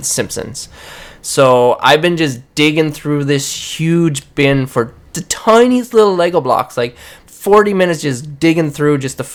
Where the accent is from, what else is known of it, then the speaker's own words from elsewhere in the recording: Newfoundland and Labrador, Canada; I'm from Newfoundland.